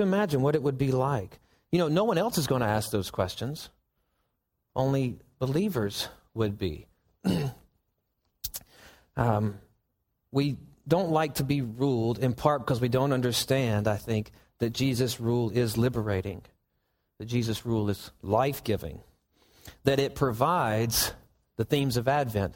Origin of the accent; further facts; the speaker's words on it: Southern United States, United States; we're Southerners